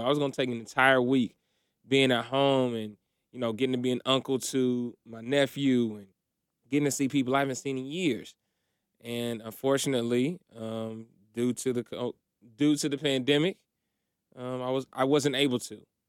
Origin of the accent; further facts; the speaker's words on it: Indiana, United States; moved away as an adult; also born or lived in Philippines; now in Atlanta, United States; moved to Indiana when I was, like, maybe one or two years old, and that's my childhood home.